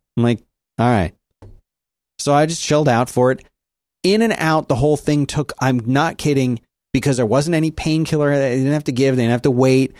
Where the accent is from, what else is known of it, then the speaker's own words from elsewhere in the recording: Philadelphia, Pennsylvania, United States; my hometown, Philadelphia